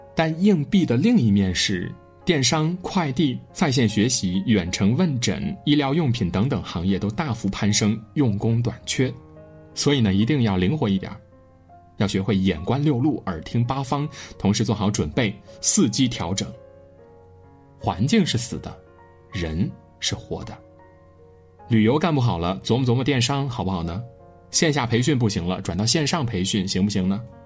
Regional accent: China; 我们中国人

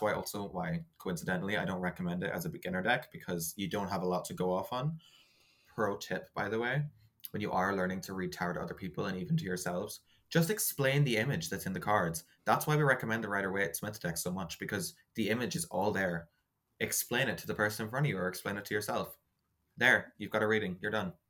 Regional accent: Ireland; I make bread because I'm very Irish

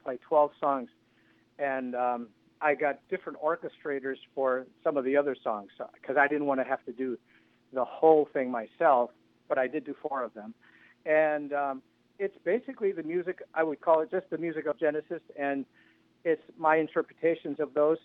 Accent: Milwaukee, Wisconsin, United States; I would love to come to my hometown and play

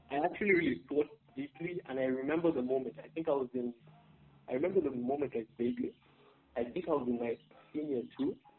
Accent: Uganda; moved away as an adult; also born or lived in Malaysia; I'm a guy from Uganda

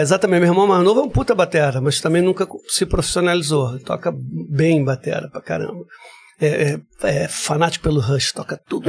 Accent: Rio de Janeiro, Brazil; eu sou carioca

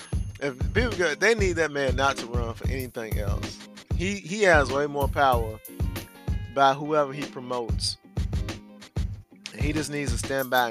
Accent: United States; we're Americans

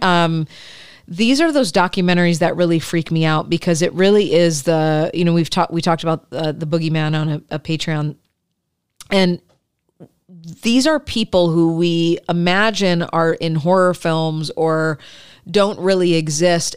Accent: Michigan, United States; I grew up in Michigan

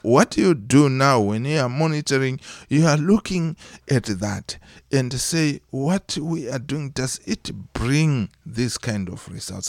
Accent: Mutoko, Mashonaland East, Zimbabwe; also born or lived in Harare, Zimbabwe; I was born in Zimbabwe. Uh, that's where I did my uh, primary and secondary education

